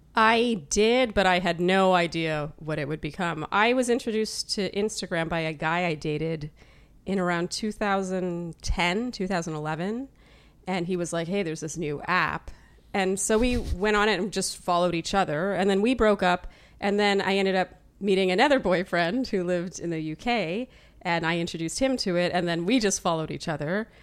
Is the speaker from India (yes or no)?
no; Ottawa, Ontario, Canada; also born or lived in Eastern Germany; I was born and raised in Ottawa, Canada